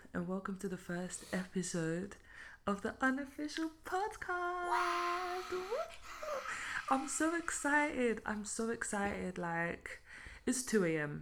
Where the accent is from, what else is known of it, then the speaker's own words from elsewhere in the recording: London, United Kingdom; also born or lived in Belgium; now in Luxembourg; I was born and raised in London.